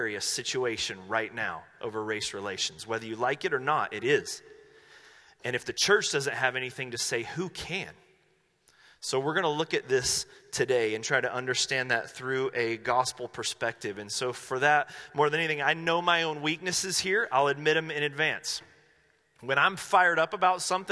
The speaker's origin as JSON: {"language": "English", "town": "Asheville", "region": "North Carolina", "country": "United States", "tie": "born or raised there", "moved": "yes", "lives_now": "Medford, United States", "said": "I grew up in Asheville, North Carolina."}